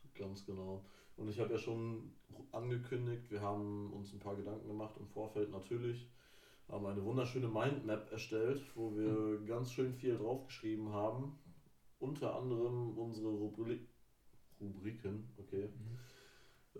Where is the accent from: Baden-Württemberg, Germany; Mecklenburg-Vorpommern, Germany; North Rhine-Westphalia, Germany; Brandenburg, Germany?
Mecklenburg-Vorpommern, Germany; near Rostock; moved away; Ich komme aus der Nähe von Rostock